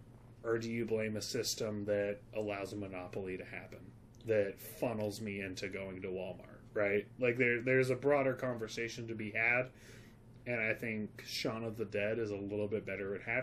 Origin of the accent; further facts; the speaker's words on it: London, United Kingdom; I'm British. I'm from London.